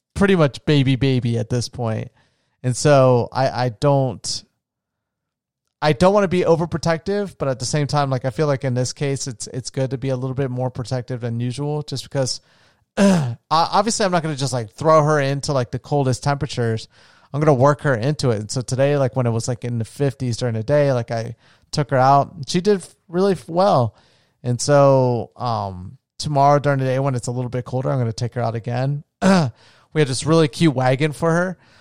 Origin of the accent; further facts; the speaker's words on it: Florida, United States; moved away; my hometown, um, in Usamara Beach in Florida. where I grew up near the ocean